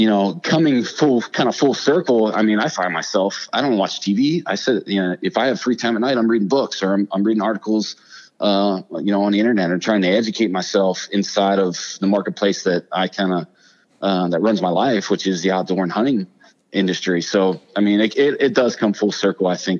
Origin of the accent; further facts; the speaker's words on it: Ohio, United States; born and raised in Ohio